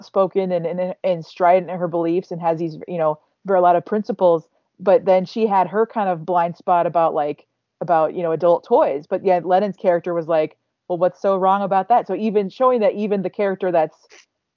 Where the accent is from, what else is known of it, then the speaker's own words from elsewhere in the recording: Midwest, United States; as a Midwesterner